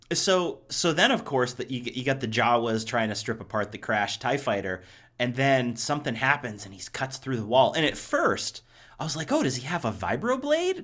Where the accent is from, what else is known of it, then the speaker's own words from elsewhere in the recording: Ohio, United States; now in Los Angeles, United States; I grew up in Ohio, too